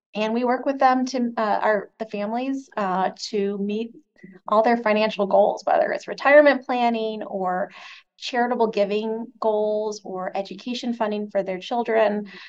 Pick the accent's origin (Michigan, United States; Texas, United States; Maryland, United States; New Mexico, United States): Michigan, United States; moved away; also born or lived in Chicago; my home state of Michigan